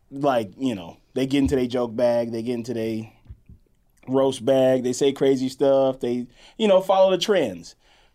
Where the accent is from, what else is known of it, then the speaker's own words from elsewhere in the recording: Mississippi, United States; I'm from Mississippi